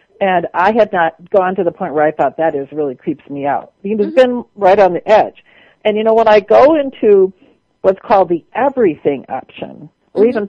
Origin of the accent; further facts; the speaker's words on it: Wisconsin, United States; accent: Wisconsin; I'm from Wisconsin